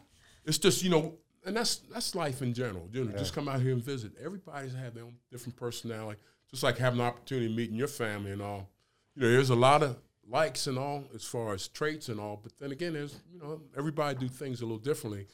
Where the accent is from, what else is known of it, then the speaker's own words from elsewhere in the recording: Camden, New Jersey, United States; moved away as an adult; also born or lived in Kentucky; I'm from New Jersey, Camden, New Jersey